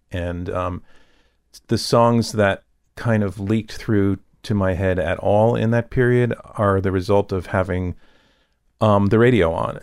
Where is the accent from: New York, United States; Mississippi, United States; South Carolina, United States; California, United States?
New York, United States; Yonkers; also born or lived in Manhattan, New York City / The Bronx, New York City; we moved, um, into Westchester County to Yonkers, which is basically the Bronx, you know, with some more trees